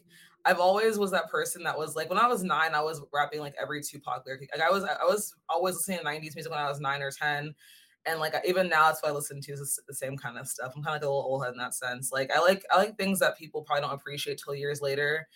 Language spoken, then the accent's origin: English; Goodyear, Arizona, United States; now in Los Angeles, United States; I'm from Phoenix, but not really Phoenix. It's like a little bit outside of Phoenix. It's called Goodyear